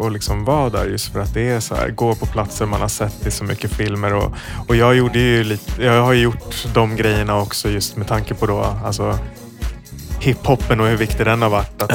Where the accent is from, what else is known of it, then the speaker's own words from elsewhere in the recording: Sweden; som svensk